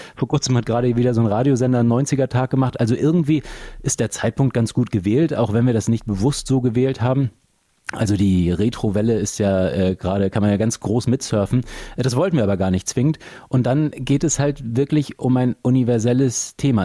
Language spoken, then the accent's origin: German; Flensburg, Schleswig-Holstein, Germany; moved away; also born or lived in Hamburg; in meiner alten Heimat Flensburg